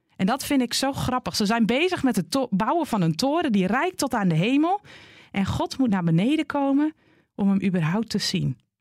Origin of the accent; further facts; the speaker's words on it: Groningen, Netherlands; Net als ik genoemd word naar de plek waar ik vandaan kom. Een Groninger